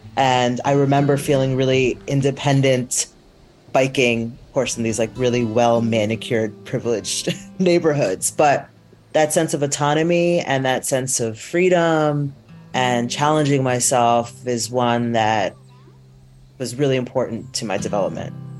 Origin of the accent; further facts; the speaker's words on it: Teaneck, New Jersey, United States; also born or lived in New York; I grew up, I was born in New York, but I grew up in the suburbs in Teaneck, New Jersey